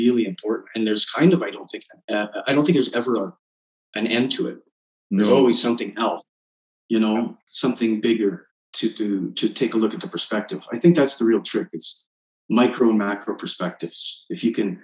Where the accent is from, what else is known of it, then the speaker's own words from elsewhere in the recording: Canada; we're Canadian